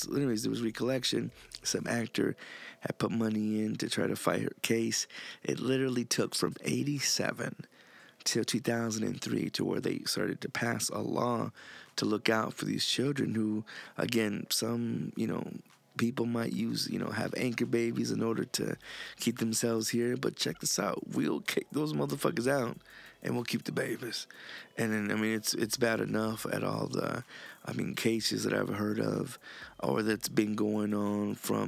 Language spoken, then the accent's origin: English; Honduras; And motherfuckers just looking at me like, no, nigga, I'm from Honduras.